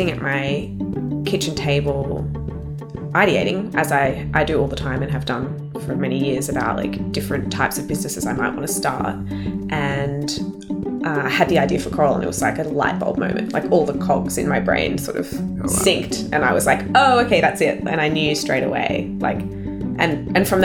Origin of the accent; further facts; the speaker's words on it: Canberra, Australian Capital Territory, Australia; I grew up in Canberra, which is the capital of Australia